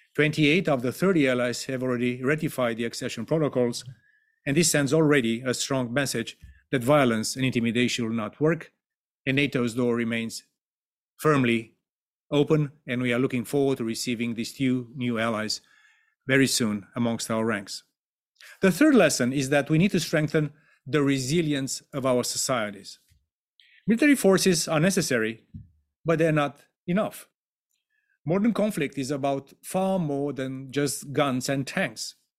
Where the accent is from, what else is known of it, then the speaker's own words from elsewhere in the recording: Romania; my home country of Romania